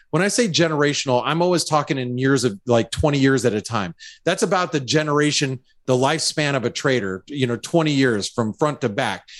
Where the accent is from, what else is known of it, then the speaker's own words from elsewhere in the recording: United States; as an American